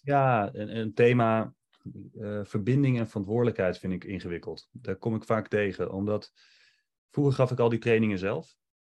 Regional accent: Netherlands; wij als Nederlanders

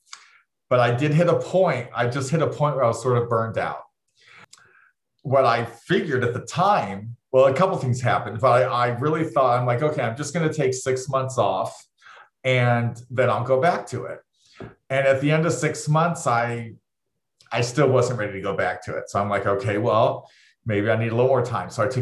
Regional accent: Austin, Texas, United States; moved away as an adult; also born or lived in Chicago area; now in Chicago, United States; I am from Austin, Texas. I was there for 25 years

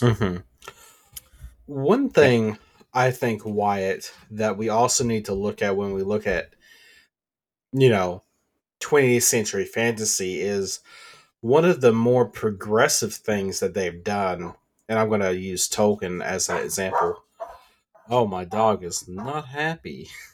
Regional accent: the South, United States; I'm from the South

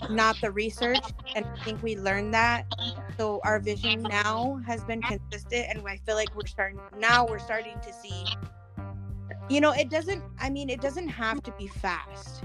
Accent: Wyoming, United States; moved away; I'm from Wyoming originally

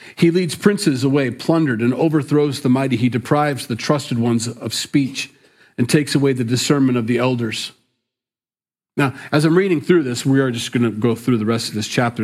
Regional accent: Sioux City, Iowa, United States; moved away; Sioux City, my hometown, my stomping grounds

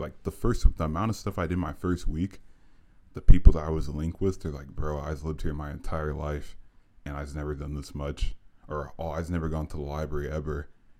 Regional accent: Ohio, United States; moved away as an adult; also born or lived in Los Angeles; because I'm literally from Ohio.

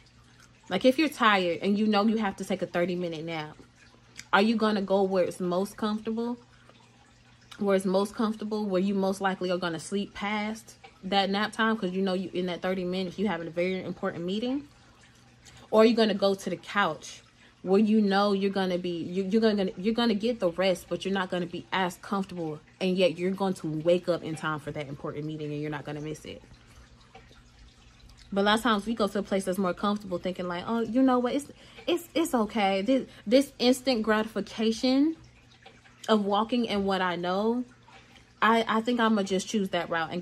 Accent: Atlanta, Georgia, United States; I'm from Georgia. I'm from Atlanta, Georgia

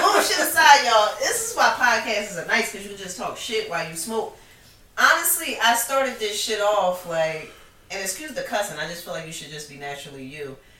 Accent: Philadelphia, Pennsylvania, United States; also born or lived in Harlem, New York; I'm from Philly. Philly. I was born in New York, born in Harlem, New York.

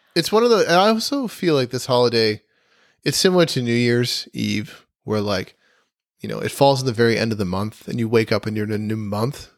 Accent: New Jersey, United States; moved away; also born or lived in New York / Vermont; I grew up in Central Jersey

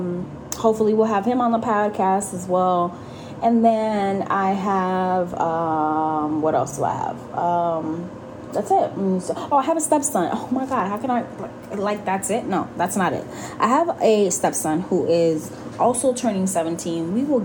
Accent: Puerto Rico; I grew up in Puerto Rico. I lived there off and on for a couple, and then I went back in my late teenage years

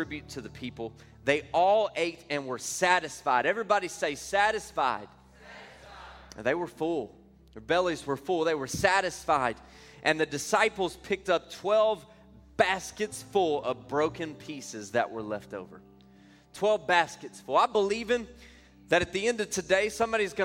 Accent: Louisiana, United States; now in Texas, United States; I'm originally from Louisiana. I got to Texas just as quickly as I could.

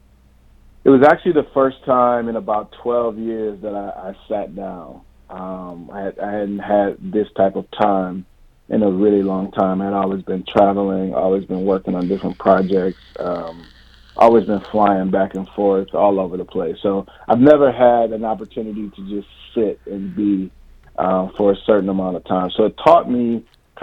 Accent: Ypsilanti, Michigan, United States; now in Los Angeles, United States; I was born and raised in Ypsilanti

